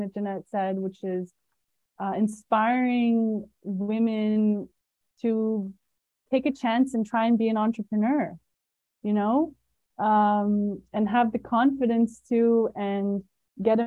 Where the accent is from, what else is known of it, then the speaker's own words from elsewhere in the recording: Canada; I'm Canadian